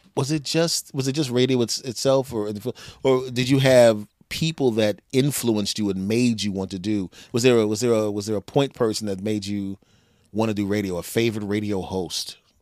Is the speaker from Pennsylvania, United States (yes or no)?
yes; Philadelphia, Pennsylvania, United States; moved away; I grew up in Philly